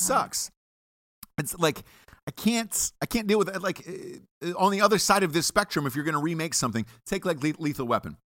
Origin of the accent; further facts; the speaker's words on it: Atlanta, Georgia, United States; I'm from Atlanta